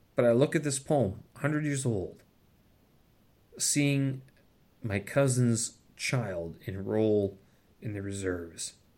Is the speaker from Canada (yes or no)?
yes; Canada; moved away as an adult; now in China; as a Canadian, someone who holds the Canadian passport